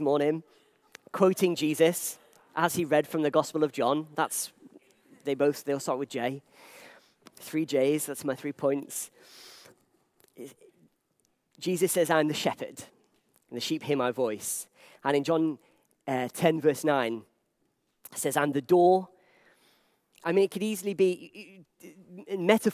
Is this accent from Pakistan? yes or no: no; Liverpool, North West England, United Kingdom; I'm from Liverpool